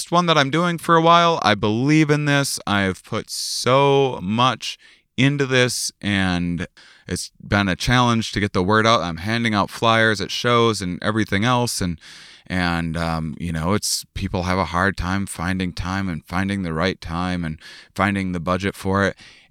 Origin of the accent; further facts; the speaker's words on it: La Crosse, Wisconsin, United States; moved away; I'm in my hometown. I'm at the University of Wisconsin, La Crosse